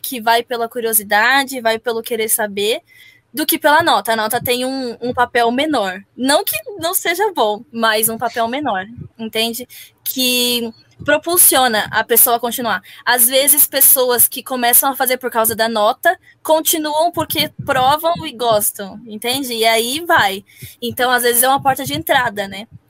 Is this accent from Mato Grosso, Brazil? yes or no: no; São Paulo, Brazil; Eu sou de São Paulo